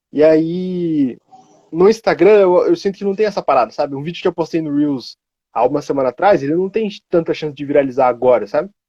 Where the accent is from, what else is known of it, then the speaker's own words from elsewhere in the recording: Cotia, São Paulo, Brazil; Eu sou daqui de Cotia.